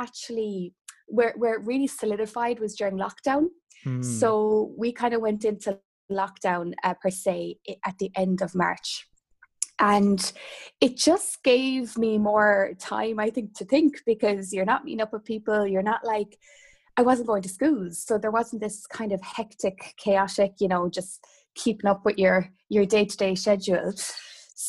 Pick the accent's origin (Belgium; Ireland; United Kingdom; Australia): Ireland; Kerry, Munster; now in Galway, Ireland; growing up in Kerry, which again is quite rural